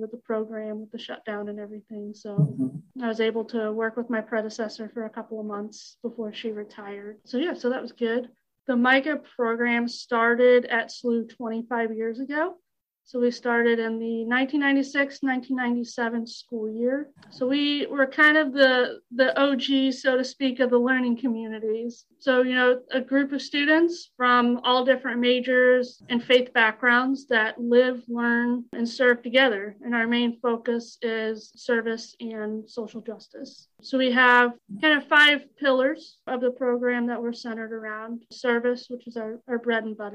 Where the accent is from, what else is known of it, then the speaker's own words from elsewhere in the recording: Texas, United States; moved away as an adult; also born or lived in St. Louis, Missouri; I grew up in Texas area